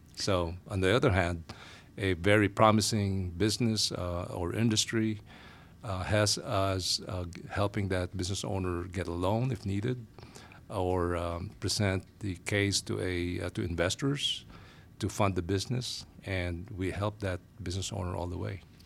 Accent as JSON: {"language": "English", "town": "Manila", "region": "Metro Manila", "country": "Philippines", "moved": "as an adult", "lives_now": "United States", "said": "I'm originally from Asia, Manila, Philippines, to be exact. Uh, we migrated to the Phi, uh, well, to the U S in the nineties"}